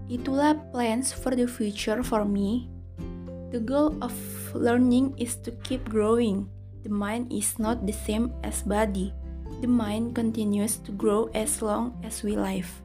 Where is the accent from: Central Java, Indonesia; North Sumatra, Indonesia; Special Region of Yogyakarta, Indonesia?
North Sumatra, Indonesia; Saya berasal dari Sumatera Utara.